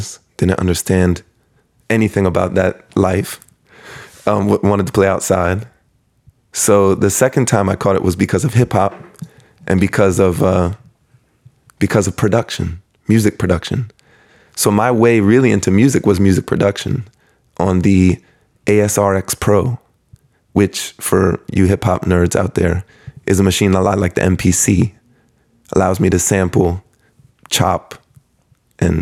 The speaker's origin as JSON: {"language": "English", "town": "Hyattsville", "region": "Maryland", "country": "United States", "tie": "born or raised there", "said": "I grew up in Hyattsville, Maryland, PG County."}